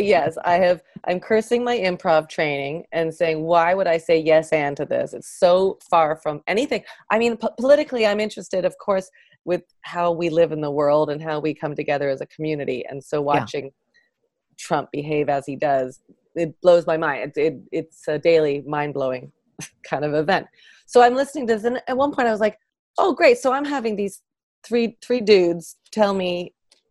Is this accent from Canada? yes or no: yes; Canada; moved away as an adult; now in Los Angeles, United States; I'm Canadian.